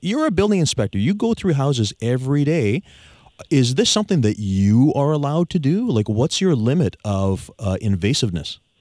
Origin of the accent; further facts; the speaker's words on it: Victoria, British Columbia, Canada; I was born and raised here in Victoria some time ago